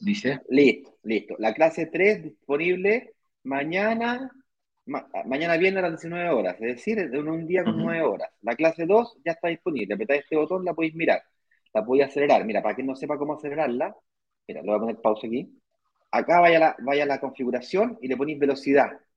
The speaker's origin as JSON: {"language": "Spanish", "country": "Chile", "moved": "as an adult", "lives_now": "Brazil", "said": "yo soy chileno, eh, mi mujer es extranjera"}